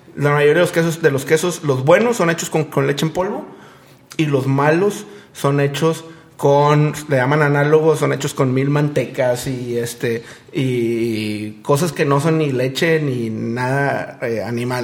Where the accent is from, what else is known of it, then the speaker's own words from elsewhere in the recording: Monterrey, Nuevo León, Mexico; somos un negocio regio de chavos